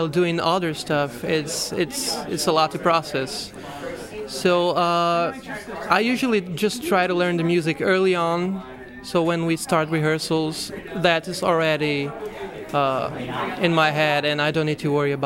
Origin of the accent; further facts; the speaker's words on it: Brazil; moved away as an adult; now in United States; I am from Brazil. I've been here in the United States for about 8-9 months.